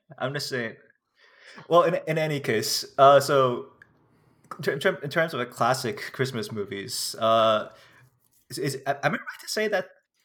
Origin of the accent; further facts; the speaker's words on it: United States; it's okay for me as American not to have heard about this ever.